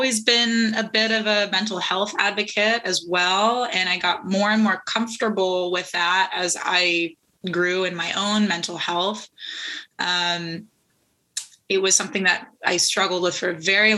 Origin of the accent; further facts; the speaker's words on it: Santa Cruz Mountains, Northern California, United States; also born or lived in Los Angeles; I grew up in the Santa Cruz Mountains in Northern California.